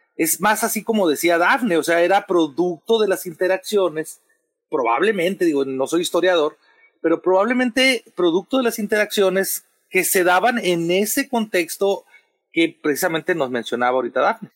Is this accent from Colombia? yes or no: no; Sonora, Mexico; yo, soy de Sonora